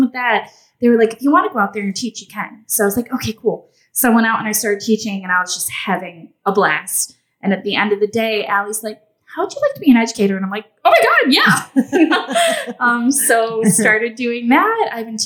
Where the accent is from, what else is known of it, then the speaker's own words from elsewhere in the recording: Michigan, United States; moved away as an adult; now in Tybee Island, United States; I grew up in Michigan.